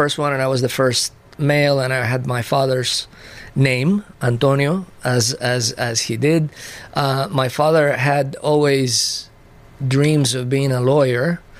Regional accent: Puerto Rico; also born or lived in Cadiz, Spain; Well, I was born in Cadiz, Spain, a small city in the outermost southern part of Spain, close to the Strait of Gibraltar. Mm-hmm. I lived there until I was about 7 years old. My father was Spaniard, my mother Puerto Rican. So when I was seven, we went to Puerto Rico.

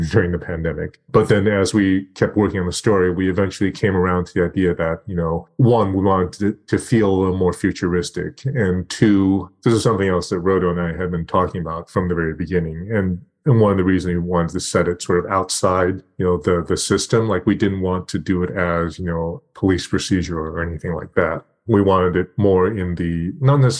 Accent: Torrance, California, United States; I grew up in Torrance, shout out Del Alma Mall

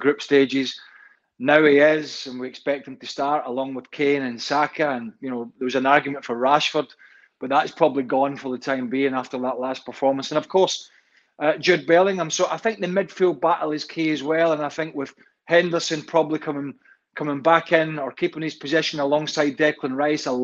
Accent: Scotland, United Kingdom; a Scotsman and a former Scottish international

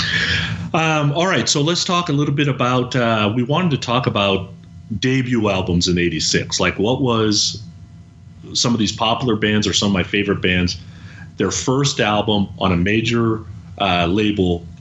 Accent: San Francisco, California, United States; I'm in San Francisco

